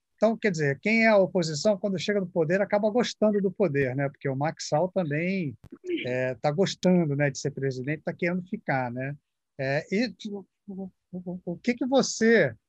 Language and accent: Portuguese; Brazil; que sou brasileiro